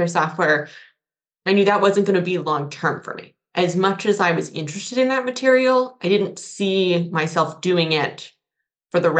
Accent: Colorado, United States; moved away as an adult; also born or lived in Pennsylvania / Madison, Wisconsin; now in Charlottesville, United States; So I was born and raised in Colorado. I grew up in the foothills, so in the eastern side of the state, just north of Denver.

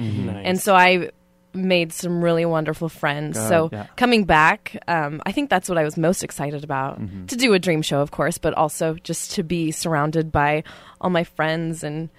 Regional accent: Glasgow, Montana, United States; moved away; I am originally from Glasgow, Montana.

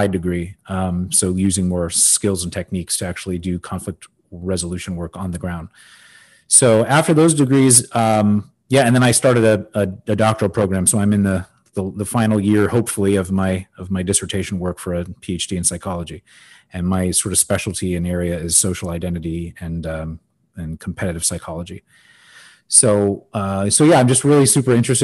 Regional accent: Los Angeles, California, United States; now in Miami, United States; I actually grew up in Los Angeles

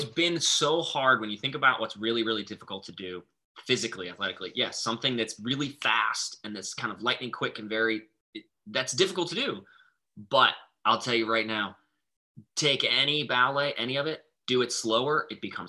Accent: Montana, United States; now in Boston, United States; Where I grew up in Montana

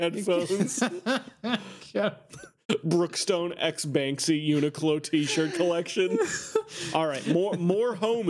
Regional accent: Canada; I'm Canadian, but I'm very interested in America.

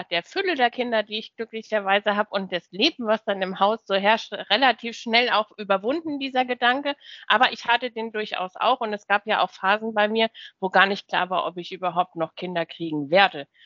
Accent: Hesse, Germany; Ja, genau, ich komme eigentlich da aus Rhein-Main-Gebiet.

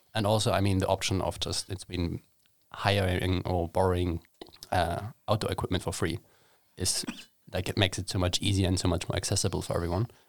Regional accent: Hamburg, Germany; moved away as an adult; now in Sweden; I traveled home back to Hamburg

